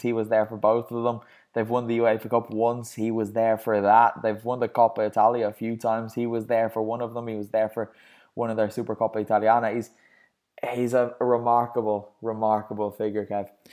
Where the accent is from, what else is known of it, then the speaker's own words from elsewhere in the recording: Ireland; me being Irish